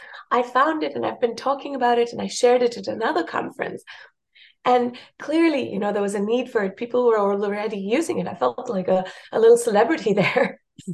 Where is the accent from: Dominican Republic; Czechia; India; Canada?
India; first language Marathi; English is a second language; also born or lived in South Africa; I speak Hindi, Marathi, Tamil, because I lived in India. And my mother tongue is Marathi.